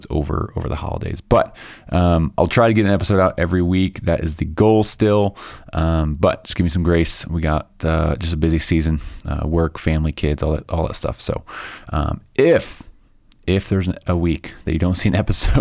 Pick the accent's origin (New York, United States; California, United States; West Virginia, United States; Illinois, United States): Illinois, United States; Chicago; now in Colorado, United States; I grew up in Chicago, so I understand those Midwest winters